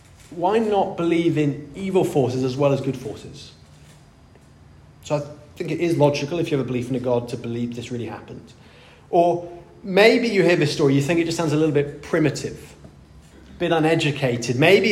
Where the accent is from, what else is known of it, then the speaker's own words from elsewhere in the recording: India; moved away; I grew up in India